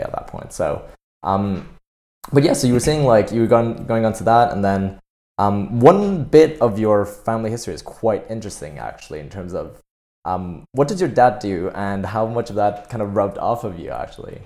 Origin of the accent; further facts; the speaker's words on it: Canada; now in United Kingdom; I'm Canadian